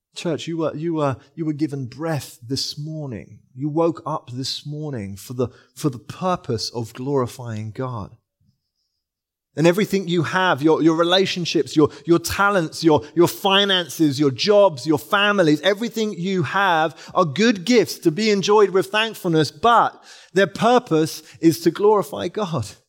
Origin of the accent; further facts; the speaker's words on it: England, United Kingdom; also born or lived in London; we're English